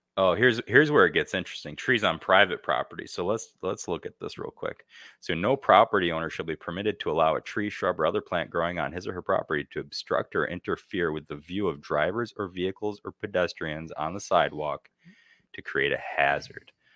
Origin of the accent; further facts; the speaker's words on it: United States; moved away; my hometown, Canastillo